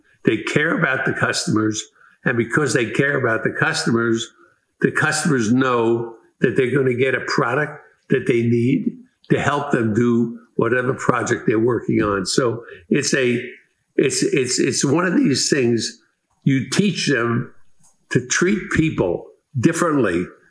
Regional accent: Northeast, United States; I come from the East. I come from the Northeast

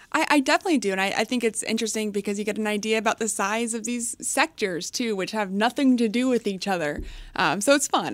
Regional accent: McKinney, Texas, United States; moved away as an adult; also born or lived in Connecticut; I come from McKinney, Texas, and that's going to sound like nothing to a lot of people because it's not much, but it's suburb of Dallas. So it was a nice area to grow up. Um, you know, I do have a bit of that Texas loyalty uh, even though I was not born in the state, but you know, raised there.

